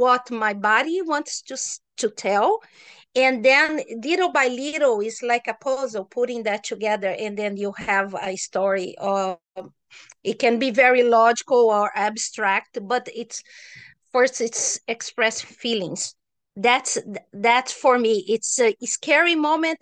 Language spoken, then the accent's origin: English; Brazil; moved away; I'm from Brazil, so I was in Brazil at this time